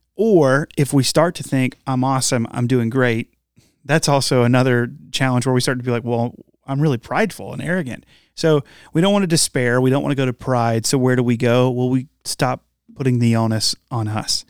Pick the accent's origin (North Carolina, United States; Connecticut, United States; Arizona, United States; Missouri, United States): North Carolina, United States; Morehead City; I've lived here, I've lived in North Carolina for, I grew up here